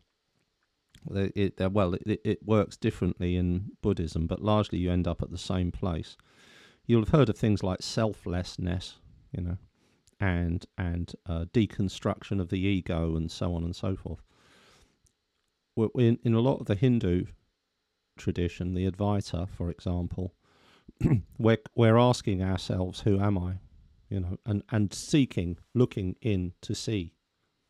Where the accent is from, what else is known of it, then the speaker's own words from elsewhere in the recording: London, United Kingdom; accent: Cockney; I was brought up basically as a Cockney, that's still in me